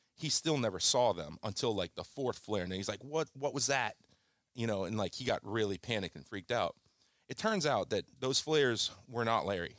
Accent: Kingston, Jamaica; moved away; I came from a turbulent childhood. I was born in Jamaica, in Kingston, Jamaica. and I was, uh, in the seventies, which was a very turbulent, violent place.

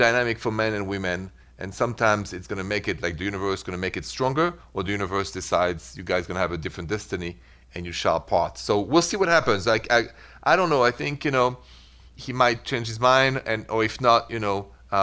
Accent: Paris, Île-de-France, France; accent: French; English is a second language; moved away as an adult; The accent, French. I'm straight from Paris 22 years ago.

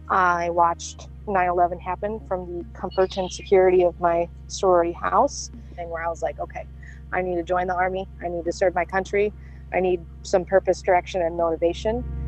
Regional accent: outside of Chicago, Indiana, United States; I was born and raised in Indiana, and you know, outside of Chicago.

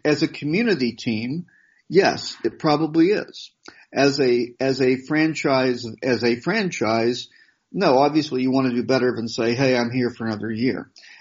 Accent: United States; growing up in America

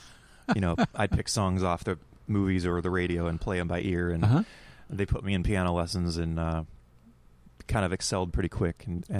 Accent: Colton, Oregon, United States; also born or lived in Portland, Oregon; now in Hillsboro, United States; Yeah, Colton, Oregon. I grew up in Colton.

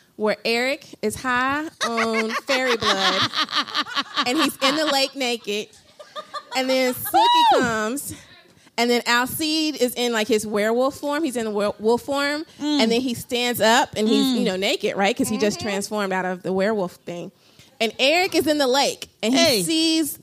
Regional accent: the South, United States; I'm from the South

